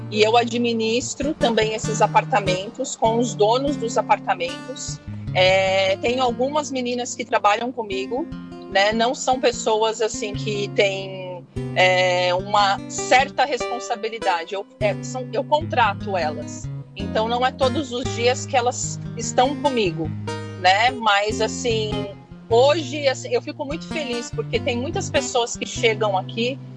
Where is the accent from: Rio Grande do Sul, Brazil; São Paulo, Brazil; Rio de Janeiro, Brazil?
São Paulo, Brazil; moved away as an adult; now in Hawaii, United States; eu saí de São Paulo, capital. É, eu sou de lá, né?